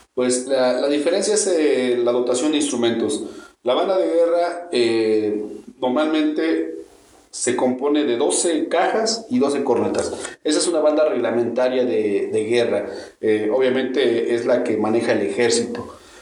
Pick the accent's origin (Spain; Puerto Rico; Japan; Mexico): Mexico; acá en, en México, nosotros empezamos tocando sobre las bandas de guerra